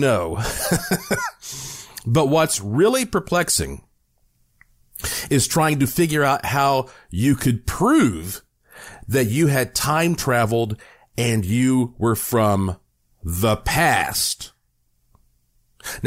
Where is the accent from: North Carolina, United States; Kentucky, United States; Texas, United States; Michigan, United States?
North Carolina, United States; now in Las Vegas, United States; I'm from North Carolina, so we're neighbors.